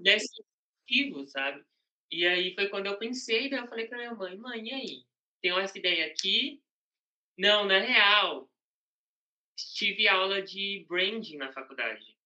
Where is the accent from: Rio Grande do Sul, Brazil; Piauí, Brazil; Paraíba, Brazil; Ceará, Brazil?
Piauí, Brazil; moved away as an adult; Eu morava no Piauí, né? Só para dar um contexto. Eu nasci no Piauí uhum. é, até os meus 17 anos